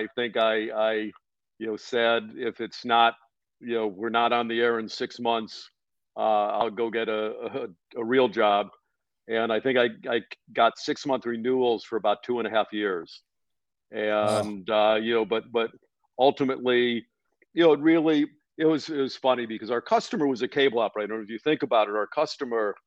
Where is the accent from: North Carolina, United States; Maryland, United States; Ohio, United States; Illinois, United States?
Ohio, United States; Cleveland; I grew up in Cleveland and used to go to the Pro Football Hall of Fame